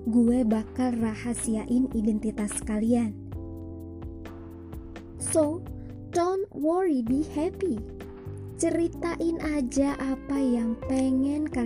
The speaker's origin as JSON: {"language": "Indonesian", "town": "Banjar", "region": "South Kalimantan", "country": "Indonesia", "tie": "born or raised there", "said": "gue lahir dan besar di Banjar, Kalimantan Selatan."}